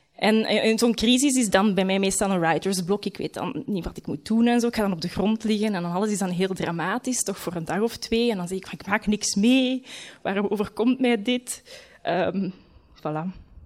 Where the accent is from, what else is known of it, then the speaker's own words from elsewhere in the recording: Leuven, Flanders, Belgium; moved away as an adult; also born or lived in London; Ik kom van Leuven